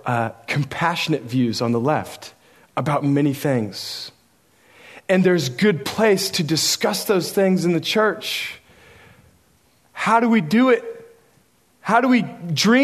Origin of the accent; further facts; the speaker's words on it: Oregon, United States; I grew up in Oregon